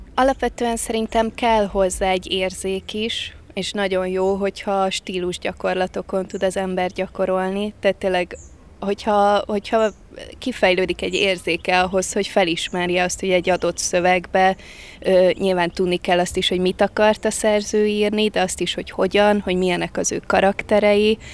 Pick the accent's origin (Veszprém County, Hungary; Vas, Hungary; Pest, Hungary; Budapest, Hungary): Veszprém County, Hungary; Balatonfüred; also born or lived in Kazincbarcika; Eredetileg Kazincbarcikán születtem, és utána én két-három éves koromba költöztünk Balatonfüredre